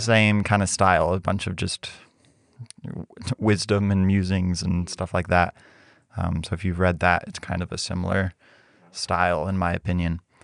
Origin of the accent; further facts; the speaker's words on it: Mexico; moved away; growing up in Mexico